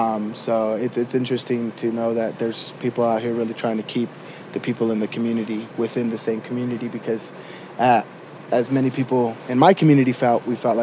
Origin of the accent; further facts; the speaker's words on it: Denver, Colorado, United States; I grew up here in Denver, and it's interesting that you bring that up because I grew up in the north side of Denver, the Highlands now.